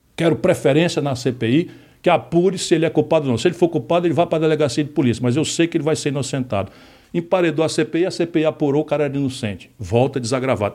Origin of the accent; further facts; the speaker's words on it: Ceará, Brazil; accent: cearense; eu falo como cearense